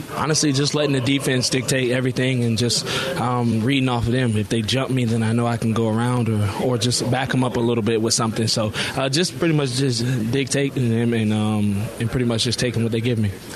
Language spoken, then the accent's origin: English; Atlanta, Georgia, United States; I'm from Atlanta